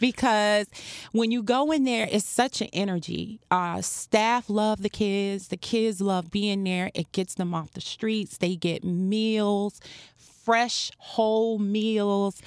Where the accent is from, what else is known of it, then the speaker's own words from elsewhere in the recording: Farmville, Virginia, United States; moved away as an adult; also born or lived in North Carolina / Norfolk, Virginia; now in Miami, United States; I'm originally from a small town, Farmville, Virginia